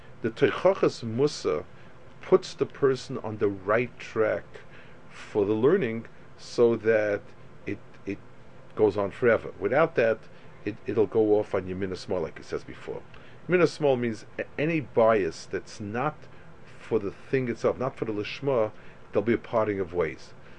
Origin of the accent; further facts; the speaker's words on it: United States; as an American